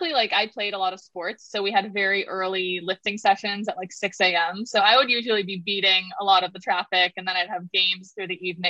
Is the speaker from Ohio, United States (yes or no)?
no; Los Angeles, California, United States; I'm from Los Angeles, born and raised. I still live in LA now.